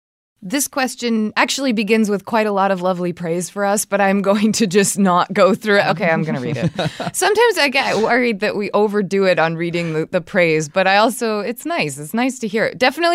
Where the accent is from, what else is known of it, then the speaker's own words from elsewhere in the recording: South Carolina, United States; moved away as an adult; now in Idaho, United States; I live in Idaho, but I'm originally from South Carolina. I moved here for graduate school and ended up staying.